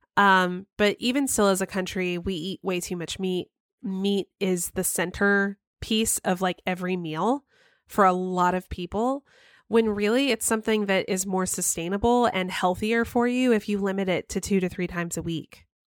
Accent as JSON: {"language": "English", "town": "Cumming", "region": "Georgia", "country": "United States", "tie": "born or raised there", "moved": "yes", "said": "I grew up in Cumming, Georgia"}